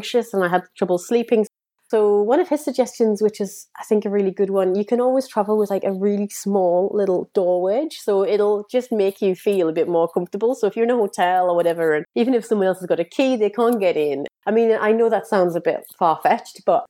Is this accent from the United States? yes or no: no; United Kingdom; I am British.